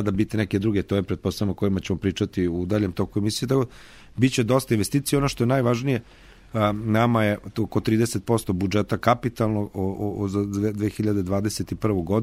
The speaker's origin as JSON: {"language": "Croatian", "town": "Novi Sad", "region": "Vojvodina", "country": "Serbia", "said": "kod nas u Novom Sadu"}